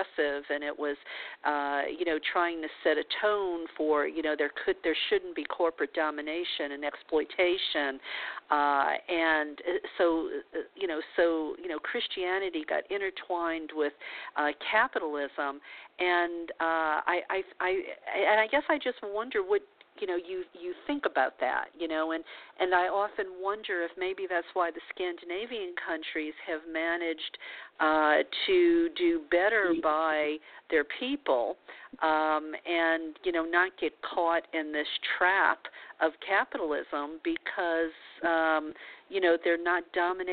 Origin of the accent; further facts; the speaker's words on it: Louisiana, United States; I was born in Louisiana in the Bible Belt as a Catholic